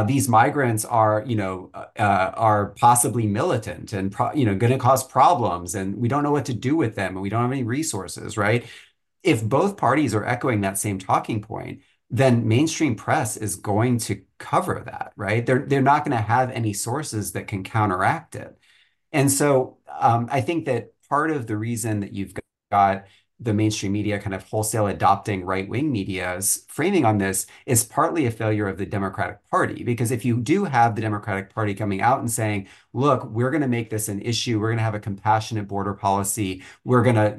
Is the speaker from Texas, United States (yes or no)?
yes; Flower Mound, Texas, United States; I grew up in Flower Mound, Texas, which is north of Dallas, and when I grew up there, it was a very, very white community.